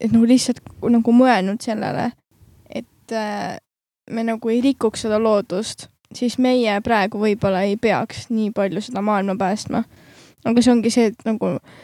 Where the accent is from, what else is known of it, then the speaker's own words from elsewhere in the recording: Harju County, Estonia; me mõlemad oleme Harjumaalt